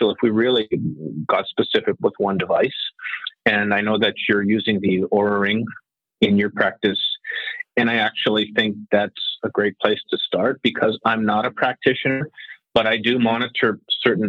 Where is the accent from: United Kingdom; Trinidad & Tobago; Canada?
Canada; Winnipeg, Manitoba; I was raised in small town Winnipeg